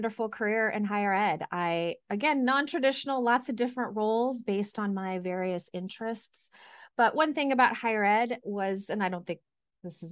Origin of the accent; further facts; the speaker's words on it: Irving, Texas, United States; now in Boston, United States; I grew up in Irving, Texas, which is a suburb of Dallas